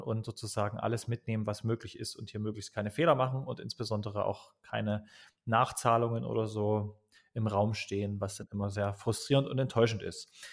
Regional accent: Dresden, Saxony, Germany; ich komme aus Dresden

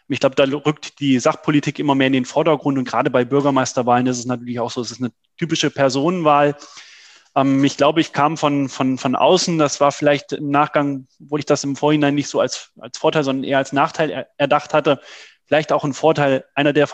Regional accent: Trendelburg, Hesse, Germany; dass ich mich aktiv ähm, für meine Heimatstadt, damals noch Trennelburg, ähm, engagieren will.

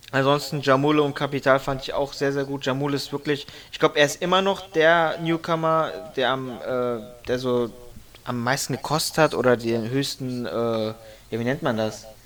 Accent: Frankfurt, Hesse, Germany; Ich fand auch … als Frankfurter natürlich extrem geil.

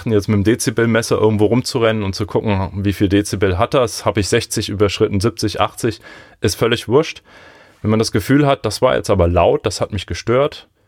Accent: Lörzweiler, Rhineland-Palatinate, Germany; Also wir haben auf jeden Fall in Lörzweiler, wo ich herkomme, immer startende oder landende Flugzeuge.

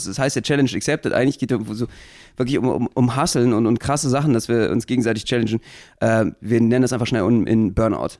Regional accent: Berlin, Germany; Als Berliner

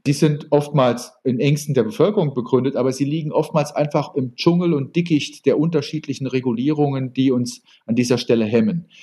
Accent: Saarbrücken, Saarland, Germany; Ich bin äh, in Saarbrücken geboren

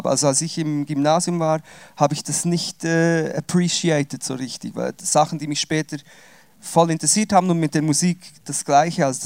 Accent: Switzerland; Also ich bin Schweizer, ausgewandert und wieder zurückgewandert.

